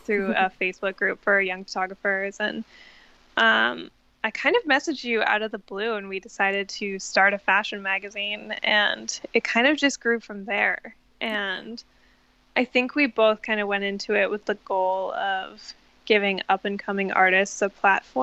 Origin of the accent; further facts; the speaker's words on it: Canada; now in Brooklyn, United States; And I'm born and raised in Canada, and I currently live in Brooklyn, New York.